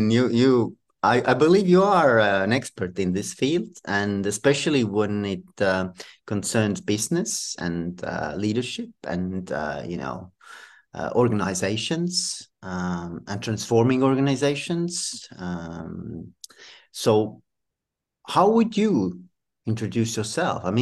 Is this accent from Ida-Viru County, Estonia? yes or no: no; Tallinn, Harju County, Estonia; And um, I'm from Tallinn, snowy Tallinn, but it's it's also very cold and it's already winter here.